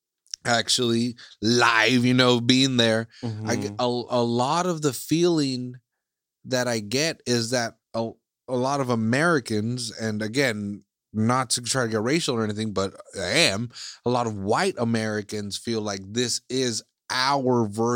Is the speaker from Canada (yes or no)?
no; Iceland; English is a second language; now in United States; like I'm from Iceland, you know, like I was born and raised in Iceland, but now I live in the States.